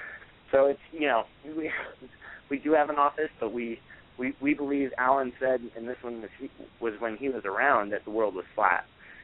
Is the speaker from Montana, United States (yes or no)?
yes; Montana, United States; To me, I grew up in Montana. I think our whole state's like twice as big as the Northeast